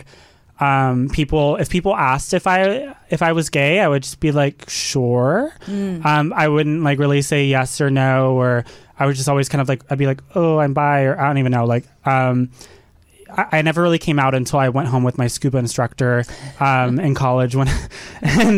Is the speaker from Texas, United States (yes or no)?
yes; Dallas, Texas, United States; I grew up in the South. I grew up in Dallas, Texas, and went to a super small religious school my whole life.